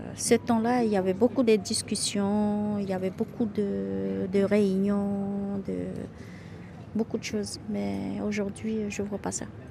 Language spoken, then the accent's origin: French; Camopi, French Guiana; also born or lived in Cayenne; je suis, née à Cayenne, mais je suis de Camopi